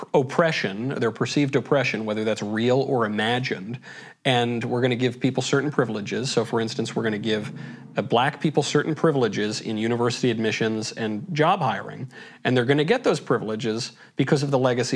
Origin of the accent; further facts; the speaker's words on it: United States; I'd say I'm Catholic. I'm American. I'm Sicilian.